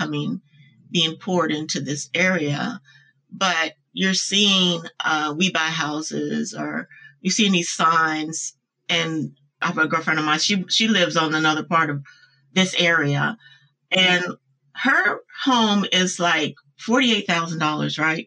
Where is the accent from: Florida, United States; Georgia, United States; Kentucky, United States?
Kentucky, United States; Louisville; I'm from Louisville, Kentucky. I grew up there in the disenfranchised part of Louisville called West Louisville.